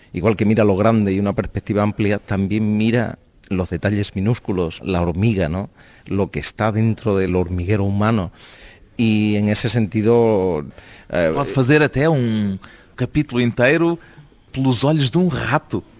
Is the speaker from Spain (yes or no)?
yes; Spain; ser un escritor español desconocido